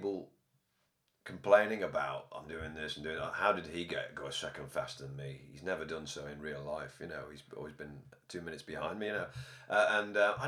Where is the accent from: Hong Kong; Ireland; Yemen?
Ireland; now in Liverpool, United Kingdom; I'm Irish